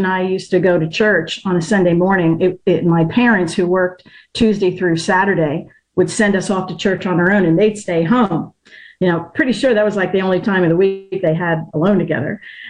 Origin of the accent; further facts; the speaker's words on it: northern Delaware, United States; moved away as an adult; I grew up in Delaware, like northern Delaware, about 20 minutes south of Philly. And I'm back in Delaware now